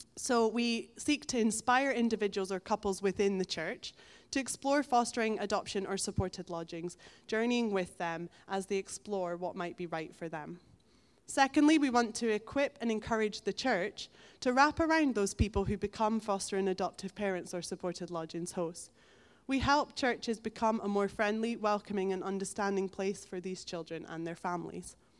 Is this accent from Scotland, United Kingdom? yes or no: yes; Elgin, Scotland, United Kingdom; moved away as an adult; now in Stonehaven, United Kingdom; I grew up in Elgin